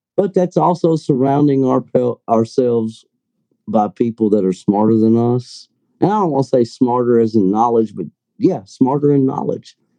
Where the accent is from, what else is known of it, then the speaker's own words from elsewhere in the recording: Kentucky, United States; I'm from Kentucky